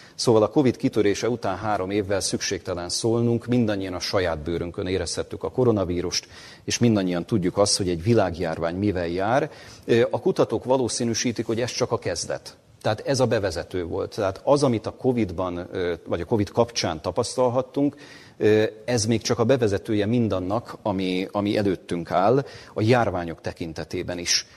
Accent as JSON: {"language": "Hungarian", "country": "Hungary", "said": "amit mi magyarként Magyarországon megélünk"}